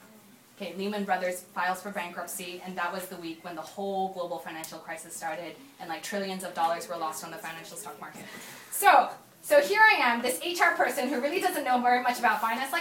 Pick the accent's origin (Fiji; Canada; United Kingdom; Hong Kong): Hong Kong; also born or lived in Korea; And if I think about some of the crazy, like a Korean growing up in Hong Kong, actually, my dad had the choice of going to, the reason why we grew up in Hong Kong is because my dad's company sent him to Hong Kong.